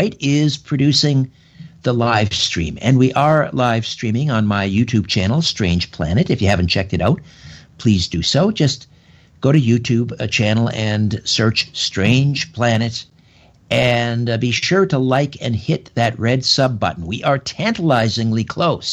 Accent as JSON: {"language": "English", "town": "Brantford", "region": "Ontario", "country": "Canada", "tie": "born or raised there", "lives_now": "Thornhill, Canada", "said": "growing up in Brantford, a mile from the old THB line, Toronto-Hamilton-Buffalo Railway"}